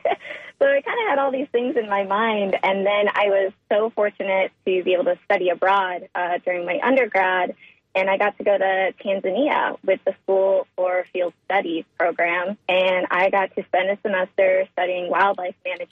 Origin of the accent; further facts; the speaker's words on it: Chautauqua County, Western New York, United States; moved away; an hour and a half south of Buffalo, New York, in a pretty rural area of the state in Chautauqua County. That's where I grew up